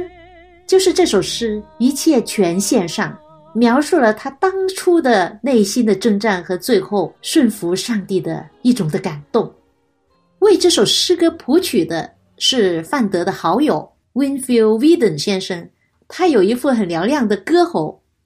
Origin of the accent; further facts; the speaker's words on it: China; 我们中国人不会忘记南京大屠杀